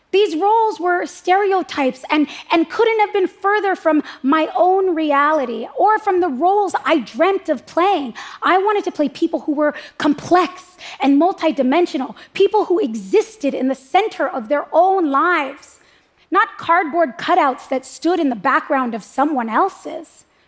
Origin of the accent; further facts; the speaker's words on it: United States; I'm an American